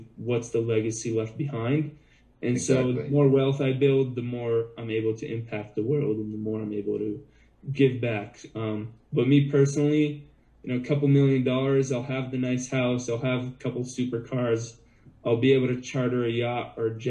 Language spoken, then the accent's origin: English; Boston, Massachusetts, United States; I grew up as a little kid in Boston